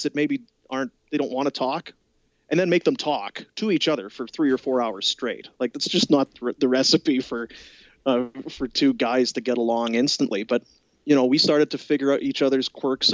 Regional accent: Manitoba, Canada; moved away as an adult; now in Calgary, Canada; I was growing up in Manitoba

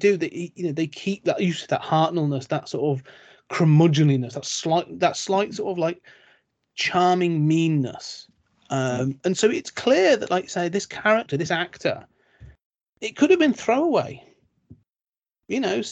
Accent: United Kingdom; I'm British

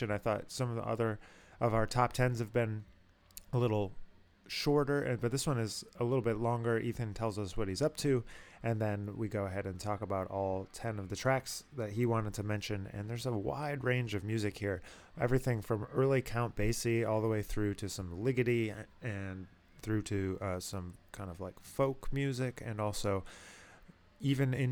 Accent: Rochester, New York, United States; Rochester as somebody who grew up there.

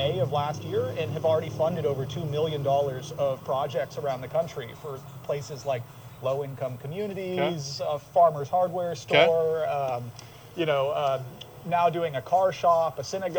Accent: Santa Cruz, California, United States; CEO and co-founder of Climatize, born and raised in Santa Cruz

